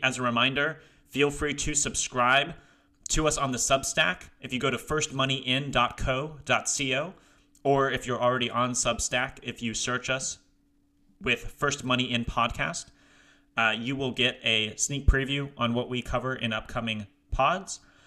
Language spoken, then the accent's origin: English; Ohio, United States; moved away; I'm also from Ohio, but, uh, not living there currently